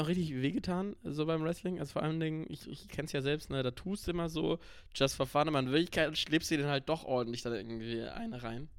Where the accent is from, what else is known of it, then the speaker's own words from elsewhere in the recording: North Rhine-Westphalia, Germany; bei uns in NRW, Phantasialand, Moviepark